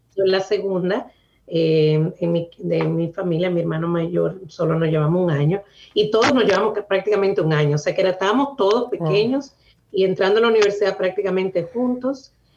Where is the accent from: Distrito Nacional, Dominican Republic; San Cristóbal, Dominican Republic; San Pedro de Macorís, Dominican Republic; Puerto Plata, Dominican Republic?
Puerto Plata, Dominican Republic; La Isabela; now in Boston, United States; Nací en un pueblecito muy pequeño en el norte de República Dominicana que se llama La Isabela, en la provincia de Puerto Plata.